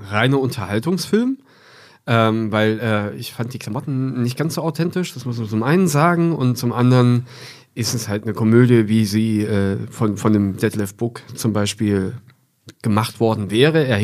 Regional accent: East Germany, Germany; fand man als Ossi natürlich diese ganzen Parolen und alles, was man so von früher kannte, wieder.

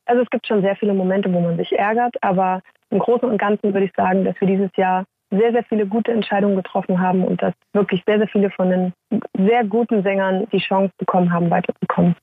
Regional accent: Saxony, Germany; accent: Saxon

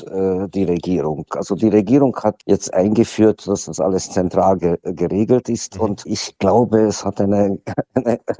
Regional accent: Hungary; Es ist Ungarn ist trotzdem, was heißt trotzdem, das ist doch meine Heimat.

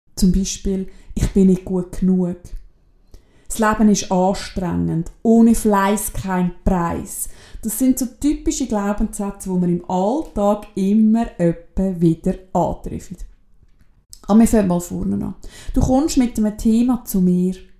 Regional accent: Switzerland; bei uns in der Schweiz

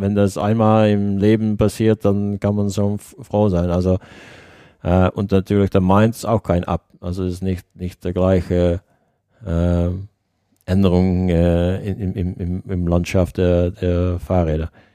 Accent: Netherlands

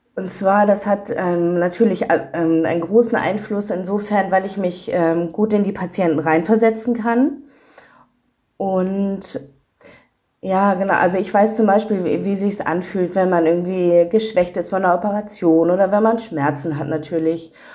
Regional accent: Schleswig-Holstein, Germany; now in Hamburg, Germany; Aus ähm, Schleswig-Holstein ursprünglich. Genau, dort bin ich aufgewachsen und lebe jetzt in Hamburg

